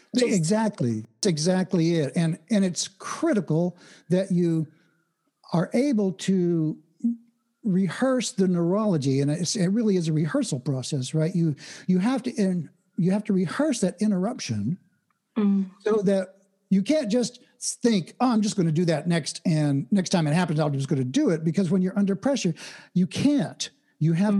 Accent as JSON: {"language": "English", "region": "Oklahoma", "country": "United States", "tie": "born or raised there", "said": "I was born and raised in Oklahoma, which is the Midwest of the United States"}